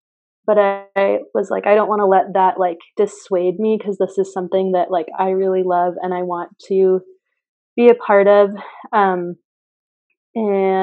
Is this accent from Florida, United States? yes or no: no; Mount Vernon, Washington, United States; I'm from Mount Vernon, Washington, so like all evergreens and stuff like